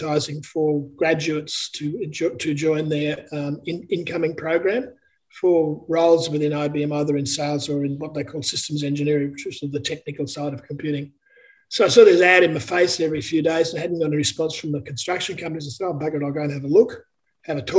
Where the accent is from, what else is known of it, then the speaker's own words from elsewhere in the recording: Brisbane, Queensland, Australia; also born or lived in Sydney / Melbourne; I was born in Brisbane